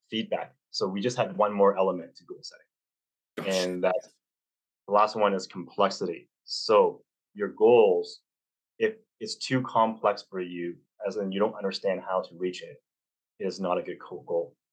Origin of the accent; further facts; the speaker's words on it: Canada; I'm a Canadian, so I use March breaks instead of spring